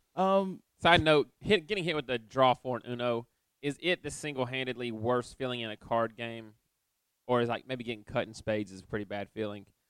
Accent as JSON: {"language": "English", "region": "East Tennessee", "country": "United States", "said": "I'm from East Tennessee"}